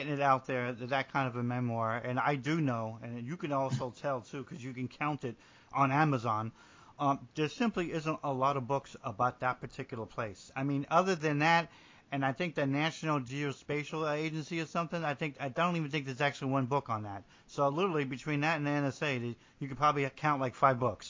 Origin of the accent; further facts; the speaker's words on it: New Jersey, United States; moved away as an adult; I'm from New Jersey